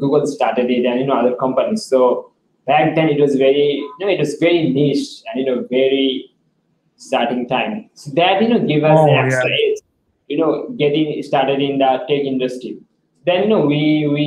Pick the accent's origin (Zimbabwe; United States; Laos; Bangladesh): Bangladesh; I was the leader from Bangladesh